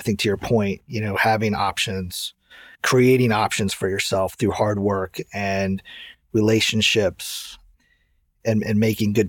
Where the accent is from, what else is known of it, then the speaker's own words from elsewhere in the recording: Santa Clara, California, United States; also born or lived in East Lansing, Michigan; I grew up in Santa Clara